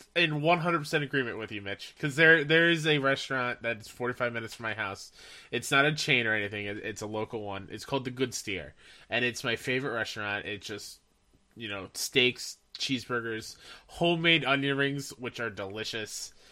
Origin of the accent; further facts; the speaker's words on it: Long Island, New York, United States; my hometown on Long Island